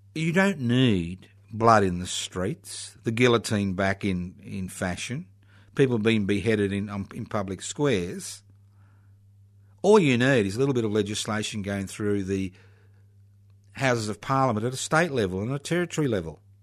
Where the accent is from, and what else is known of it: Australia